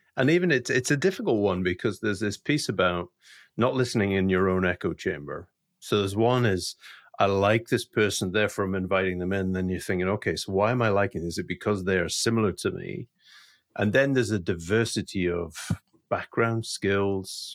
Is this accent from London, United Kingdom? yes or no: no; Scotland, United Kingdom; also being a Scottish Presbyterian